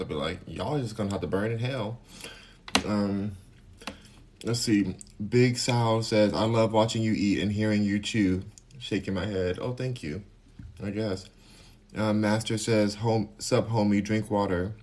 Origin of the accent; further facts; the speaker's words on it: California, United States; I'm from California, so maybe that's the accent